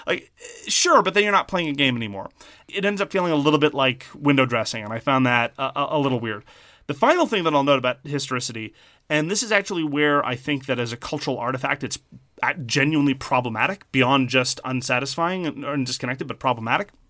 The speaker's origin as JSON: {"language": "English", "town": "Montreal", "region": "Quebec", "country": "Canada", "also_born_or_lived": "Southern Ontario", "accent": "Montreal Irish Anglo", "said": "I am from French Canada. I have the Montreal Irish Anglo accent, which is a very particular thing."}